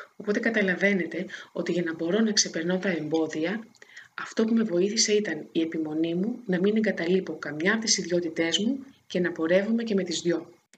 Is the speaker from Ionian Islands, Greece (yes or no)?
yes; Corfu, Ionian Islands, Greece; also born or lived in Thessaloniki; now in Athens, Greece; το περιβάλλον που μεγάλωσα στην Κέρκυρα